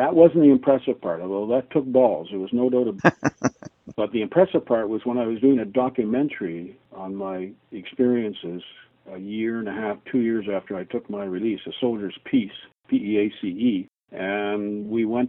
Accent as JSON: {"language": "English", "country": "Canada", "said": "I'm a Canadian"}